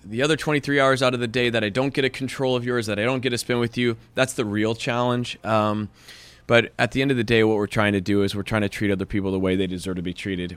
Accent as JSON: {"language": "English", "town": "Kansas City", "region": "Missouri", "country": "United States", "tie": "born or raised there", "also_born_or_lived": "Chicago", "moved": "as an adult", "lives_now": "West Hollywood, United States", "said": "Born and raised Kansas City, Missouri"}